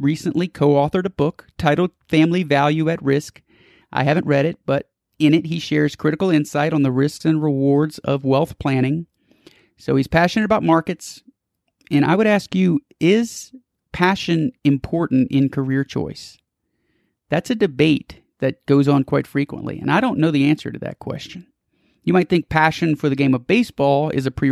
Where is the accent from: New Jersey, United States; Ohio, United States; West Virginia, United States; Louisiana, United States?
Louisiana, United States; New Orleans; I was born in New Orleans